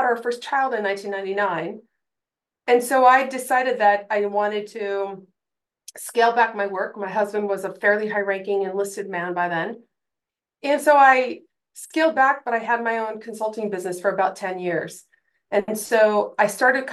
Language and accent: English; Sacramento, California, United States; moved away as an adult; also born or lived in Fairbanks, Alaska; now in Anchorage, United States; grew up in Sacramento, California.